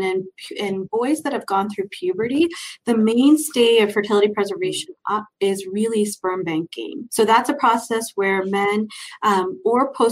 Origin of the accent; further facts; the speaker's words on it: Cleveland, Ohio, United States; moved away as an adult; also born or lived in Chicago / Philadelphia; now in Denver, United States; I grew up in Cleveland, Ohio.